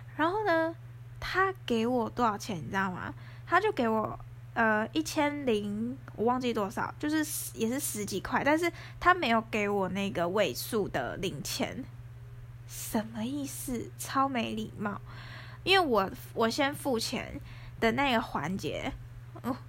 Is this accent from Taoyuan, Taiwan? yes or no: yes; Taoyuan, Taiwan; 因为我是桃园人，然后我住在市区附近